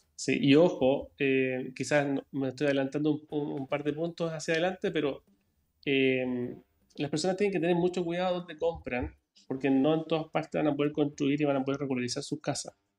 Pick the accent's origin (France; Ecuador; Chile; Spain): Chile; Santiago, Santiago Metropolitan Region; also born or lived in Toronto, Canada; now in Braunau, Chile; yo nací en, Canadá, para quienes me conocen, 1981, Toronto, Canadá. Llegué a Chile año 90, siempre en Santiago. Y mm, nada, hice toda mi vida, todo mi estudio